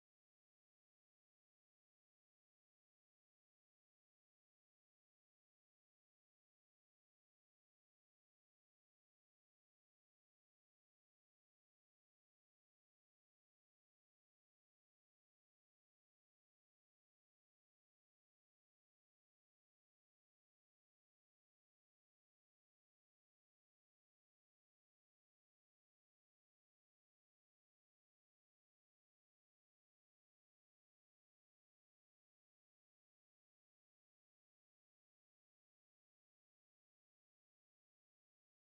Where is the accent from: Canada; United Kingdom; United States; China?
Canada; Edmonton, Alberta; I'm from Edmonton, Alberta